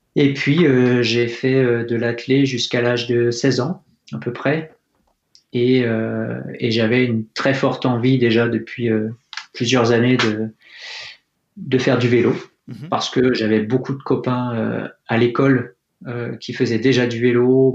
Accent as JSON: {"language": "French", "town": "Fontainebleau", "region": "Île-de-France", "country": "France", "tie": "born or raised there", "said": "je suis né à Fontainebleau en Seine-et-Marne. Mhm. J'ai eu la chance de grandir euh, à côté euh, de la forêt de Poligny"}